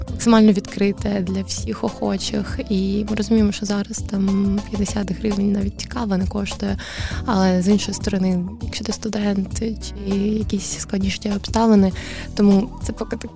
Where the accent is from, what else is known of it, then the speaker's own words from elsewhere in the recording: Kamianske, Dnipropetrovsk Oblast, Ukraine; moved away; also born or lived in Kharkiv; я родом з Кам'янського, але, але Харків для мене став домом